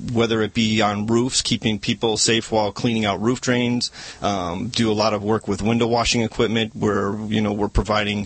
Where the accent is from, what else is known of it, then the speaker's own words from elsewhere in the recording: Chicago, Illinois, United States; moved away as an adult; now in Valencia, United States; I was born and raised in Chicago, Illinois. Lived there for the first 30 years of my life